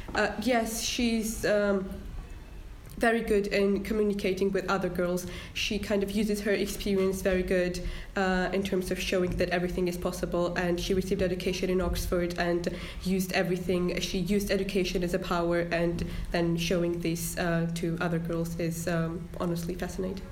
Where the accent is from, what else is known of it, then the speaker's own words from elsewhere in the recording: Georgia; now in Harrogate, United Kingdom; I'm from Georgia